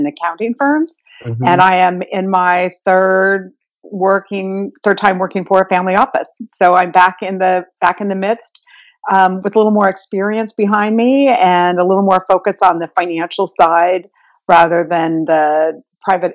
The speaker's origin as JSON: {"language": "English", "region": "Utah", "country": "United States", "moved": "as an adult", "lives_now": "New York, United States", "said": "I'm originally from Utah. I moved to New York 30 plus years ago"}